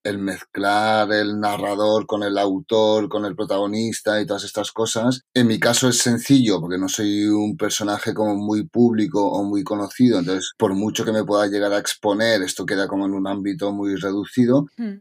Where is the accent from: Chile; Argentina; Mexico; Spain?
Spain; Coma-ruga, Catalonia; also born or lived in Ksar (Morocco), birthplace; now in Barcelona, Spain; Nací en Qasar pero ya con dos semanas ya estaba en Comarruga, que es un pueblo pequeñito de Tarragona. Y, pero bueno, luego con la universidad ya sí que fui a vivir a Barcelona y aquí me he quedado.